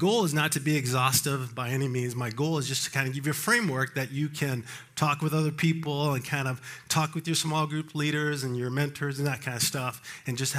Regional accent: Colorado Springs, Colorado, United States; I grew up in Colorado Springs.

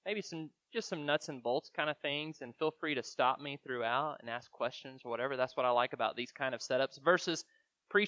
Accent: Greensboro, Alabama, United States; I'm originally from Greensboro, Alabama

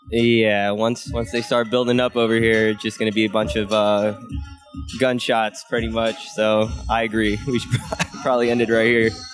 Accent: Northern Virginia, United States; moved away as an adult; now in Arizona, United States; I'm originally from the East Coast. Uh, I grew up in Northern Virginia

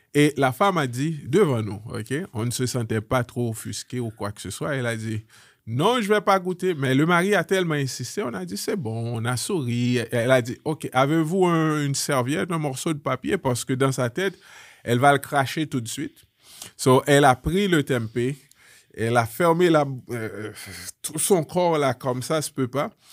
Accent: Haiti; moved away; un Haïtien, une famille haïtienne, on vient d'Haïti

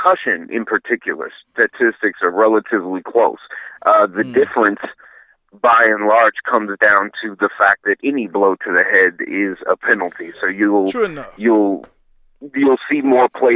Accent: Dallas, Texas, United States; moved away as an adult; also born or lived in Minnesota; growing up in Dallas

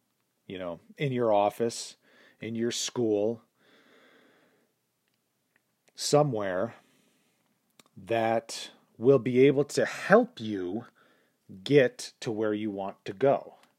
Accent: Austria; now in United States; It is true that I grew up in Austria without plumbing. It is true that I moved to America alone with just a gym bag.

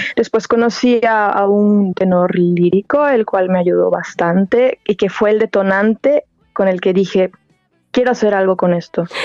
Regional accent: La Piedad, Michoacán, Mexico; moved away as an adult; now in Germany; yo soy de La Piedad, Michoacán, de México

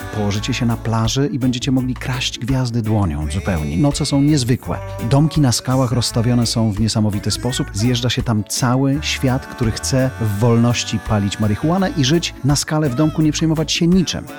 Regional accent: Poland; wszyscy my z Polski

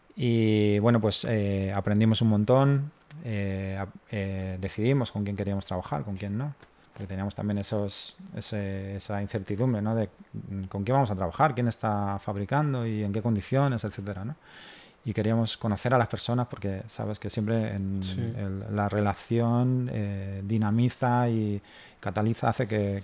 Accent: Spain; somos los españoles

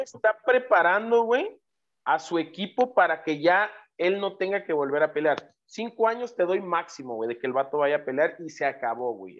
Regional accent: Mexico; somos los mexicanos

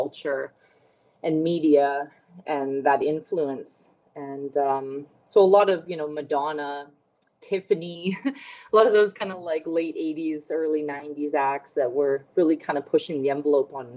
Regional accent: Fort McMurray, Alberta, Canada; now in Edmonton, Canada; I grew up in Fort McMurray, Alberta, which is the oil patch, 5 hours north of Edmonton, Alberta, where I reside now.

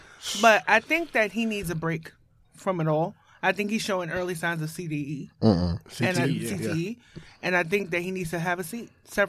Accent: New York, United States; And I'm from Brownsville.

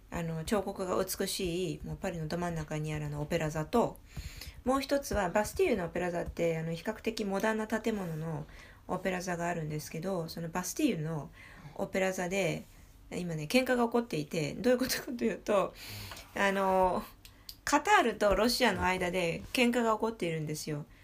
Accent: Bourgogne-Franche-Comté, France; Japanese is a second language; フランスは正直に、いや、俺ニースじゃないよ、ブルゴーニュだよって言ったら、

